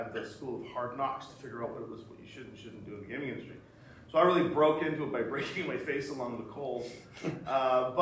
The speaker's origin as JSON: {"language": "English", "country": "Canada", "said": "we're Canadian"}